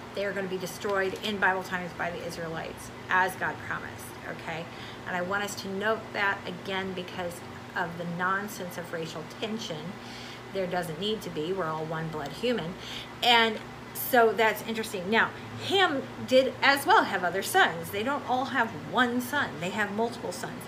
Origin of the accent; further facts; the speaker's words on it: United States; moved away as an adult; now in Brazil; as an American